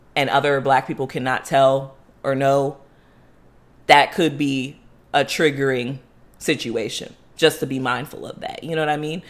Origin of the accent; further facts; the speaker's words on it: Florida, United States; growing up, um, as Haitian in Florida or Haitian American in Florida